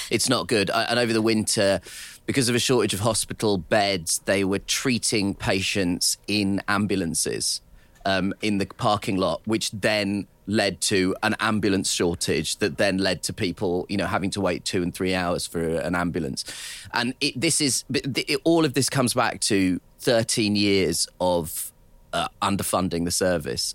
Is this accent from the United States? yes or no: no; United Kingdom; as a British person